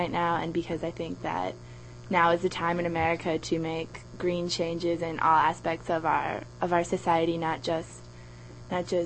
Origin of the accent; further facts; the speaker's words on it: Madison, Wisconsin, United States; I'm from Madison, Wisconsin